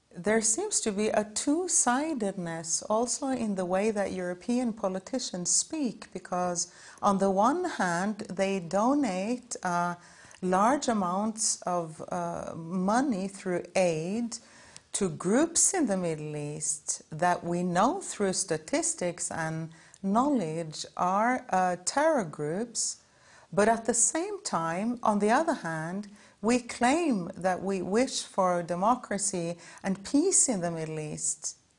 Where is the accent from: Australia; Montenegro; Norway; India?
Norway; I come from Norway